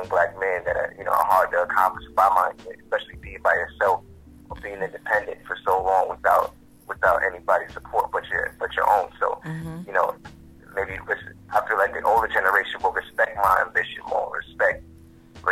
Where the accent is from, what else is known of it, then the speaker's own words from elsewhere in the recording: New York City, New York, United States; I'm from Queens. In other words, I'm from Queens Village. Better known as Shadyville